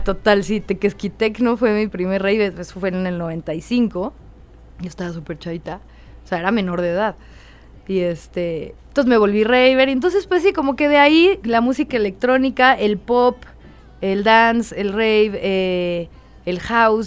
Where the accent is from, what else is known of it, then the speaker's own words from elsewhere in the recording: Satélite, State of Mexico, Mexico; also born or lived in Colonia Roma, Mexico City / La Herradura, State of Mexico; crecí, es que eh, la que me crió básicamente fue mi tía, porque mis papás trabajaban mucho. A mis papás los veía los fines de semana. Eh, pero un tiempo vivimos todos juntos, tía, todo, todo. Sateluca, fui a la Maddox